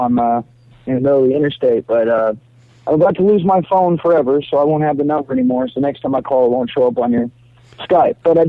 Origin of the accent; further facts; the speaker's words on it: Granbury, Texas, United States; also born or lived in Queens, New York; now in New York, United States; I'm from Granbury originally.